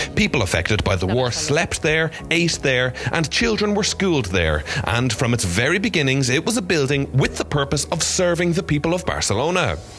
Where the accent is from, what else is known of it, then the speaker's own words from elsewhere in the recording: Ireland; as an Irish person